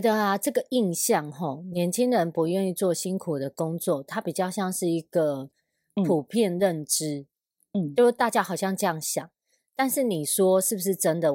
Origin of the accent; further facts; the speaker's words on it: Sanzhi, New Taipei, Taiwan; moved away; 因为我家以前住在三芝